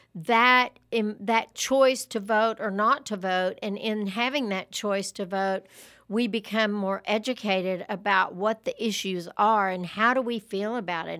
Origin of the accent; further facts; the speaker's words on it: Lubbock, Texas, United States; I grew up in Lubbock